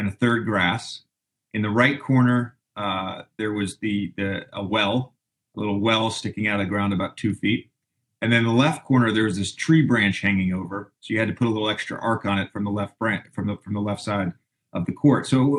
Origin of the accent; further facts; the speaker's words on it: Roanoke, Virginia, United States; also born or lived in Tennessee; we grew up in Tennessee and Southwest Virginia